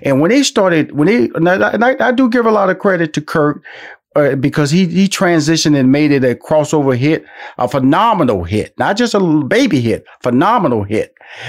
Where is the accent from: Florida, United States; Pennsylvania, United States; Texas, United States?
Texas, United States; Houston; I know that I'm from Houston, Texas